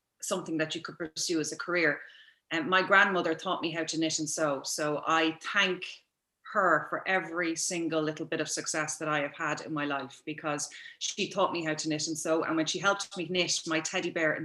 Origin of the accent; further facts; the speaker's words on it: Dublin, Leinster, Ireland; now in Kildare, Ireland; I was born and reared in Templeogue in Dublin